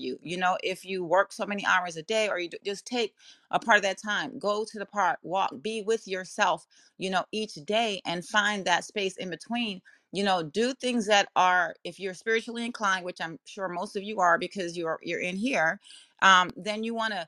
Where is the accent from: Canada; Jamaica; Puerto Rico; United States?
Jamaica; accent: Jamaican; My Jamaican accent does creep out sometimes